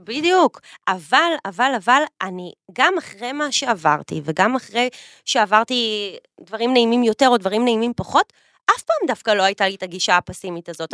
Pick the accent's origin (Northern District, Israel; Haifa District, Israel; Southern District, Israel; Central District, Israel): Central District, Israel; Petah Tikva; גדלנו באותה עיר, עיר האור- עיר האורות פתח תקווה